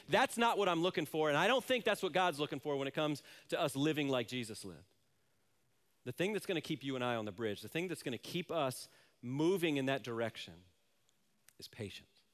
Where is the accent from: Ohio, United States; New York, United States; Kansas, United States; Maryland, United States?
Maryland, United States; Silver Spring; also born or lived in Manassas, Virginia / Washington, D.C.; I grew up in, uh, Silver Spring, Maryland, Manassas, Virginia, Washington, D C area